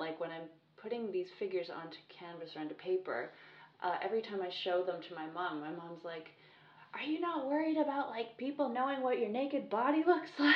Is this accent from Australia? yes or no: no; United Kingdom; also born or lived in France; I grew up just outside of London